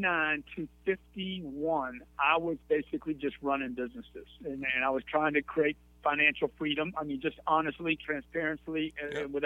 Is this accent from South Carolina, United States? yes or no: no; Lake Charles, Louisiana, United States; accent: Louisiana; moved away; I'm originally from Lake Charles, Louisiana, a little small town, about 60,000 people